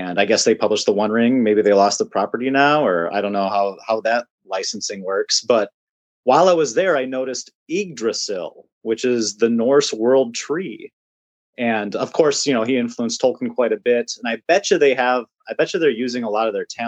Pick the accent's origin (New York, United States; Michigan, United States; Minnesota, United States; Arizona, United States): Minnesota, United States; Winona; I'm actually from Winona, Minnesota.